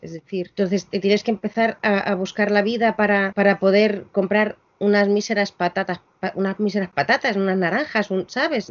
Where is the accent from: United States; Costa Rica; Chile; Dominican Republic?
Chile; also born or lived in Argentina; now in Madrid, Spain; Yo soy chilena, tenemos mucha mezcla de sangres